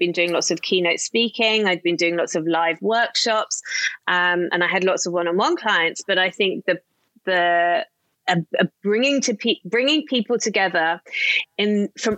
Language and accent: English; Somerset, South West England, United Kingdom; I grew up in the middle of Somerset in the UK.